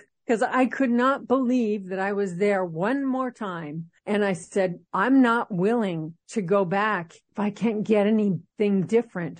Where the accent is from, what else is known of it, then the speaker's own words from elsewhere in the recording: Los Angeles, California, United States; moved away as an adult; now in Seattle, United States; Even though I'm in Seattle for over 20 years, I was born in Los Angeles